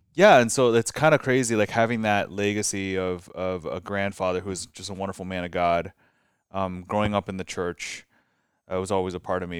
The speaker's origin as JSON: {"language": "English", "town": "Glendale", "region": "California", "country": "United States", "tie": "born or raised there", "also_born_or_lived": "Orange County / Cerritos", "said": "growing up in Glendale"}